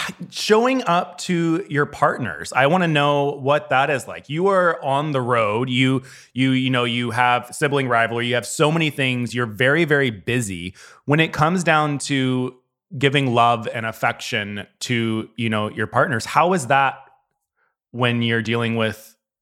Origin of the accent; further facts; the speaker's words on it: the South, United States; because when I grew up in the South, it was very like taboo to have more than one partner.